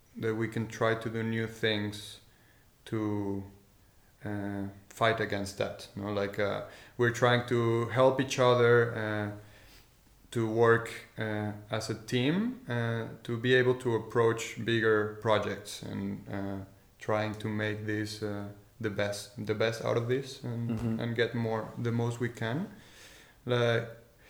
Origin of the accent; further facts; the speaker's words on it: Tequisquiapan, Querétaro, Mexico; moved away as an adult; also born or lived in Mexico City / Madrid, Spain; now in Leiden, Netherlands; So, I was born in Mexico City, and my parents and I, my family and I, we moved to Tequisquiapan, to this tiny village